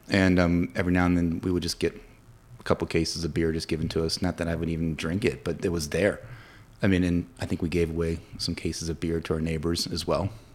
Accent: Williamsburg, Virginia, United States; moved away as an adult; also born or lived in St. Louis, Missouri; now in Winchester, United States; being from our hometown, three three and a half hours away from, we're both from Williamsburg

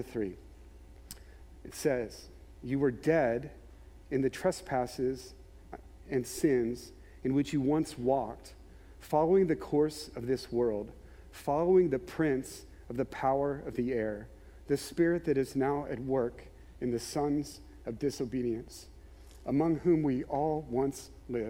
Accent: Maryland, United States; grew up in Maryland, there were times where my family would go to Ocean City

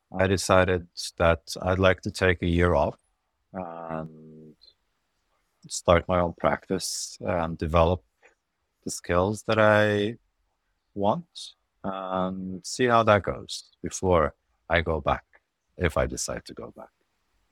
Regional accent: Lebanon; moved away as an adult; also born or lived in Europe / Norway; I'm originally Lebanese. I grew up in Lebanon, and I moved from Lebanon when I was about nineteen to medical school in Europe

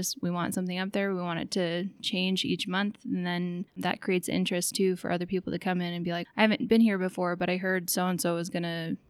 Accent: Sitka, Alaska, United States; also born or lived in South Carolina; now in Juneau, United States; Well, I'm actually from Sitka.

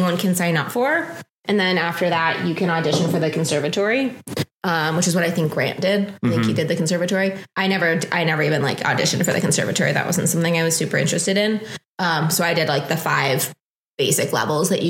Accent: Chicago, Illinois, United States; moved away as an adult; also born or lived in Los Angeles; now in Denver, United States; I'm from Chicago originally and have moved around a good amount in my adult life

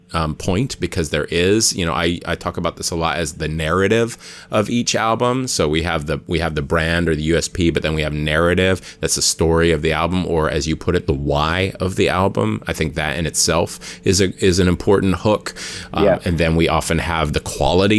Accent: Hawaii, United States; I'm from Hawaii

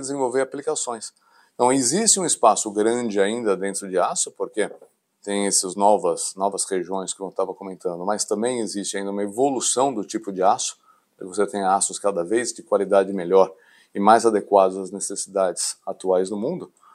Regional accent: São Paulo, Brazil; nasci aqui em São Paulo, na capital, me formei na Universidade de São Paulo

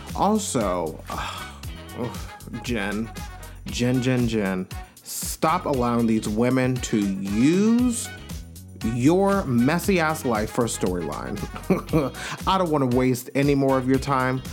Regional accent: Long Island, New York, United States; I'm from Long Island, New York

